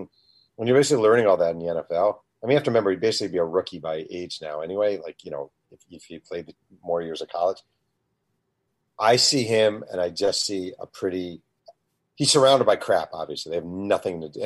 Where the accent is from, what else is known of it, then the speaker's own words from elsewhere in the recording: Mahopac, New York, United States; I grew up in Mayo Pack, New York, which is about an hour north.